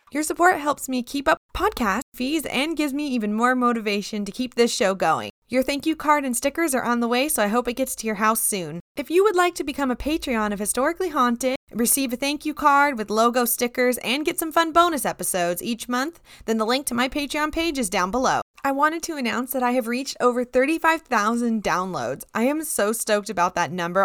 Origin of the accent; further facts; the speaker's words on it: United States; Growing up in America